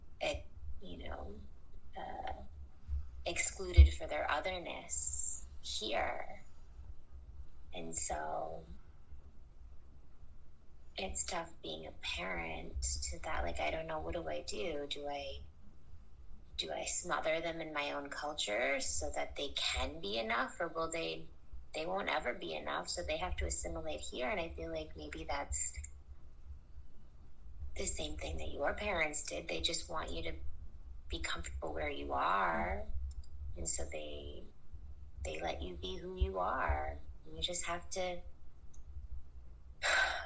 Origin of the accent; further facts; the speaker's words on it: United States; accent: American; my American accent